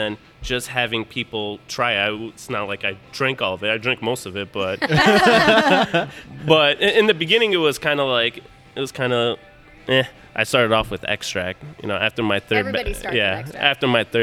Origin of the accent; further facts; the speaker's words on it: Detroit, Michigan, United States; I was born in Detroit.